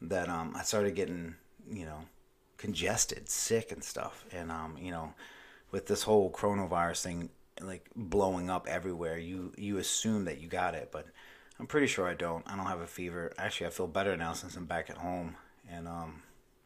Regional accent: Maryland, United States; now in Myrtle Beach, United States; my home state, Maryland. I live in South Carolina

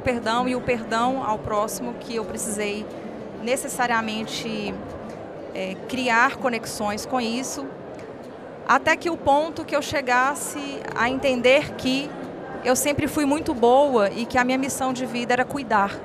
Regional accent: Montes Claros, Minas Gerais, Brazil; now in Belo Horizonte, Brazil; eu sou de Montes Claros. Moro em BH hoje, mas nasci em Montes Claros, Minas Gerais, norte de Minas

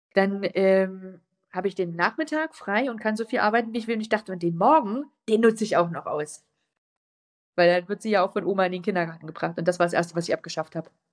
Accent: a village near Worbis, Thuringia, Germany; Da sind viele Dörfer drumherum und eins dieser kleinen Dörfer ist mein Heimatdorf.

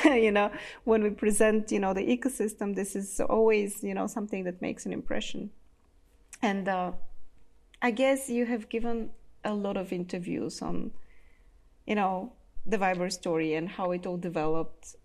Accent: Bulgaria; now in Austria; I carry in myself both the Bulgarian and in now the Austrian side

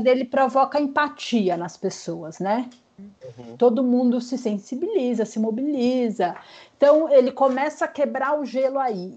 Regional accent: Vitória, Espírito Santo, Brazil; moved away as an adult; now in São Paulo, Brazil; eu sou capixaba. Uhum. Moro em São Paulo há 20 anos, mas minha sou capixaba, minha família é de Vitória e continua lá

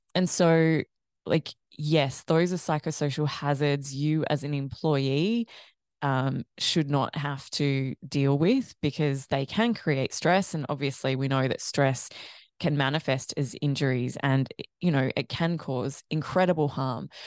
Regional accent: Australia; also born or lived in Ireland; growing up in Australia

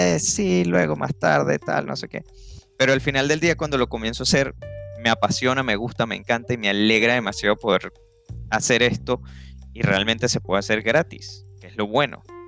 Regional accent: Venezuela; moved away as an adult; now in United States; soy venezolano. Vivía en Venezuela, obviamente, por mucho tiempo

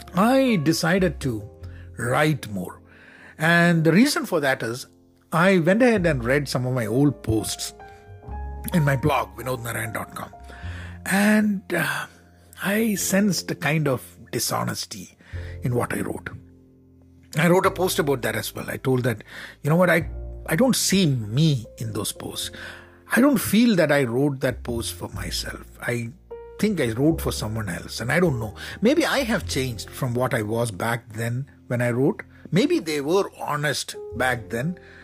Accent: Kerala, India; I'm from Kerala in India

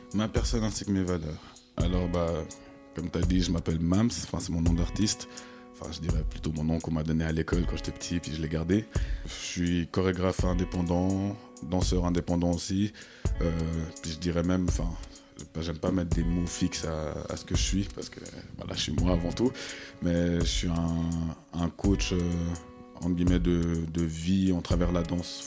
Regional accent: Vevey, Vaud, Switzerland; j'ai grandi à Vevey

